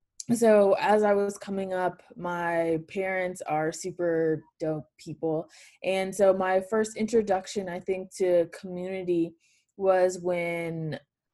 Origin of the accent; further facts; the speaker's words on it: Atlanta, Georgia, United States; Born and raised in Atlanta, Georgia